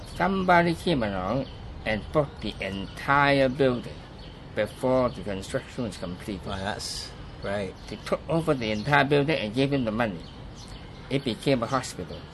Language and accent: English; Hong Kong; I was born in Hong Kong.